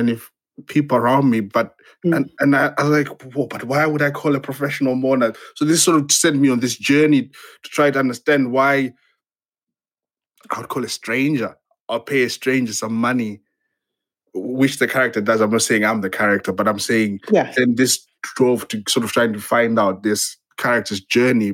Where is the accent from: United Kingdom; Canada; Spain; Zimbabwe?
Zimbabwe; moved away; I'm originally from Zimbabwe.